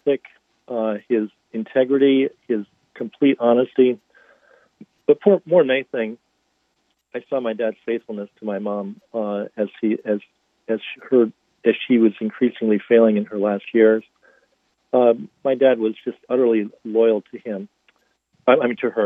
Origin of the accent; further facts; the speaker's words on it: North Hampton, New Hampshire, United States; now in Boston, United States; I grew up in Northampton, New Hampshire, about an hour north of Boston. It's in the little wedge of New Hampshire that's called the Seacoast